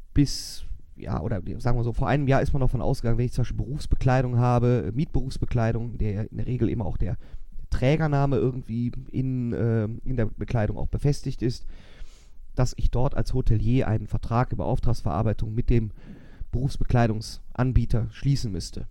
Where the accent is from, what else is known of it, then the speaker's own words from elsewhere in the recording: Germany; uns Deutsche